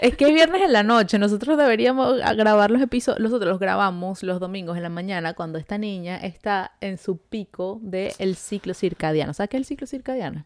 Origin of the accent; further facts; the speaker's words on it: Venezuela; now in Montreal, Canada; nosotras somos dos amigas venezolanas que llevamos viviendo ya varios añitos en Montreal